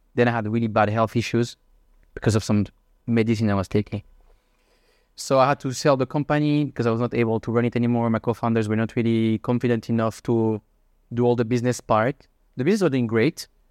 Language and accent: English; Switzerland; moved away as an adult; also born or lived in Shanghai / Hong Kong / Madrid; now in Singapore; I'm from Switzerland. I'm thirty-one years old.